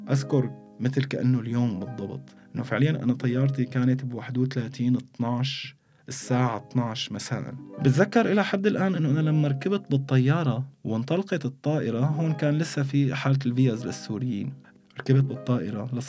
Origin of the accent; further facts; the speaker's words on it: Damascus, Damascus Governorate, Syria; moved away; يعني أنا طلعت بنهاية 2015 من دمشق